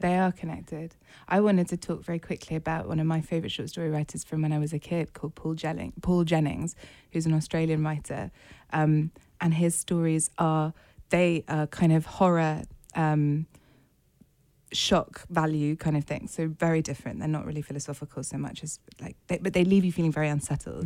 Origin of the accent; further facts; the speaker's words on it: United Kingdom; as a British reader and writer